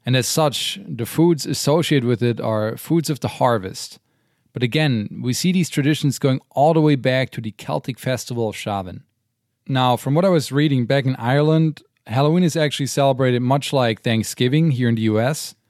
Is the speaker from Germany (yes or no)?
yes; Germany; now in United States; growing up in Germany